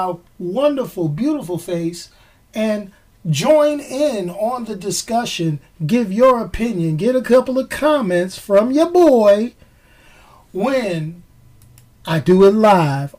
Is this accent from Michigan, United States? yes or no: no; New York, United States; growing up in New York